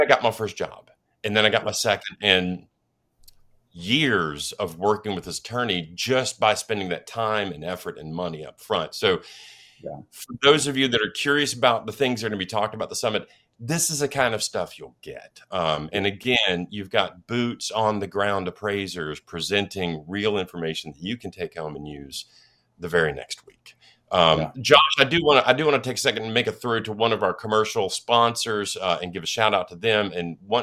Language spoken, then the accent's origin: English; Nashville, Tennessee, United States; Nashville, my hometown